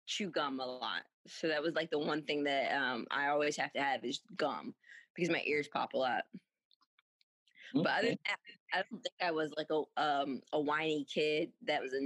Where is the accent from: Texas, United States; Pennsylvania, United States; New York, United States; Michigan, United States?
Pennsylvania, United States; Philadelphia; I am from Philadelphia, Pennsylvania